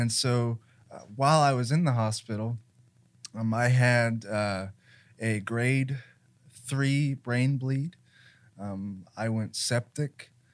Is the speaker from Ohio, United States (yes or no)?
yes; Columbus, Ohio, United States; I was born in Mount Carmel, but I went back and forth between nationwide children's and Mount Carmel